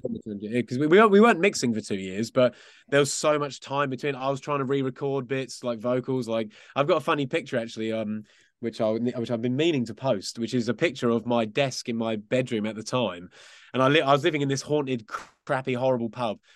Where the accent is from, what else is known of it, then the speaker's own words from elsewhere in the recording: Essex, East of England, United Kingdom; We were actually from out, just outside of London in a place called Essex